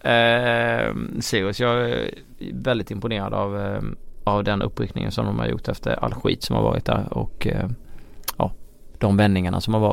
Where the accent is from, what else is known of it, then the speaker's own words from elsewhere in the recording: Skåne, Sweden; Precis, eh, som skåning och